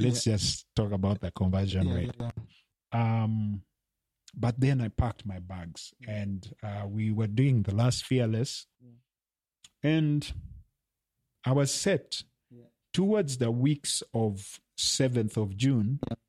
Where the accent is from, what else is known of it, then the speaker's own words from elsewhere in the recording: Uganda; also born or lived in Kenya; yes, I'm Ugandan, but I was born in Kenya.